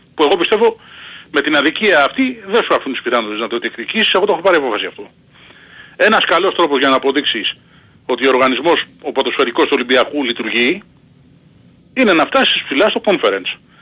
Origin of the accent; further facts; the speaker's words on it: Peristeri, Attica, Greece; από το Περιστέρι είμαι